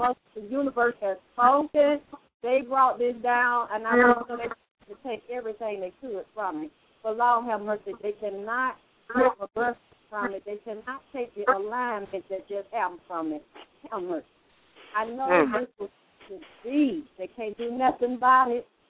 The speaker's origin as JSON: {"language": "English", "region": "the South", "country": "United States", "said": "I'm from the South."}